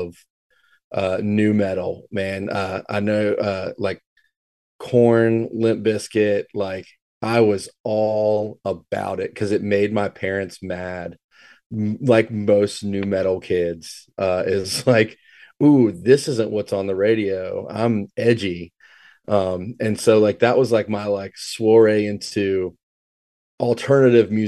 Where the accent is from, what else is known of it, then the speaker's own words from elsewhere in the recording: Richmond, Virginia, United States; I grew up kind of in the suburbs of Richmond. Kind of north of Richmond